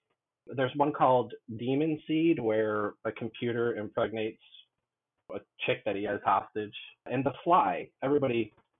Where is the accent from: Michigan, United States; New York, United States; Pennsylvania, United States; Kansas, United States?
New York, United States; Syracuse; we're all from Syracuse.